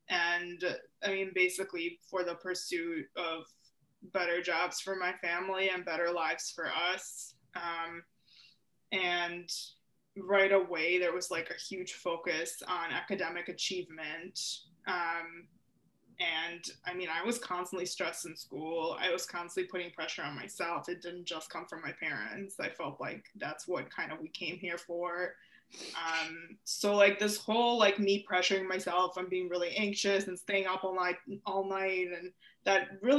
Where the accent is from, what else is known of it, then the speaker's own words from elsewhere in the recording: Ukraine; I think I started the Ending the Silence presentations by saying I'm from Ukraine because that's an important piece of how I was raised to think about mental health